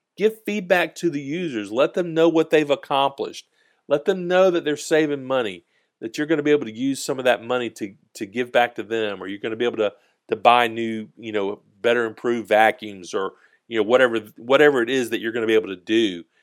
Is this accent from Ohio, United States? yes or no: no; Georgia, United States; we're from the South in Georgia